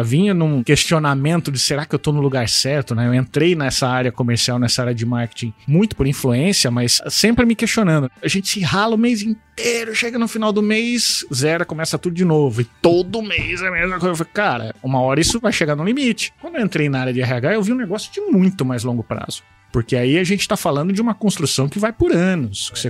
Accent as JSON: {"language": "Portuguese", "town": "Cuiabá", "region": "Mato Grosso", "country": "Brazil", "tie": "born or raised there", "also_born_or_lived": "Bebedouro, São Paulo", "said": "Eu sou natural do interior de São Paulo, nasci na região ali de São José do Rio Preto. Nasci em Bebedouro, mas não conheço, né? é, mas vim criança para Cuiabá"}